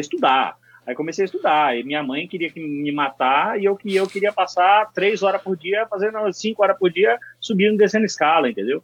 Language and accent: Portuguese; Bahia, Brazil; moved away as an adult; now in São Paulo, Brazil; paulista, mas fui morar na Bahia criança com meus pais